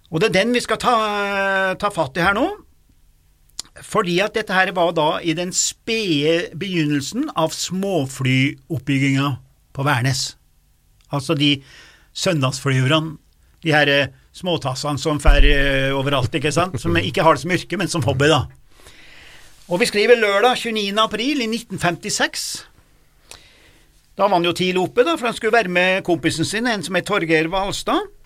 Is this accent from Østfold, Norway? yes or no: no; Lesja, Innlandet, Norway; På Lesja, jeg husker jeg vokste opp, på Lesja, der var det statiske hesjer.